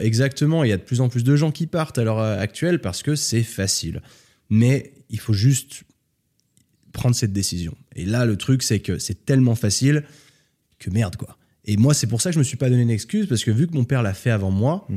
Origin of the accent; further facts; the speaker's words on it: France; accent: hybrid; moved away as an adult; also born or lived in New York / Australia / London; now in Spain; Je suis né en France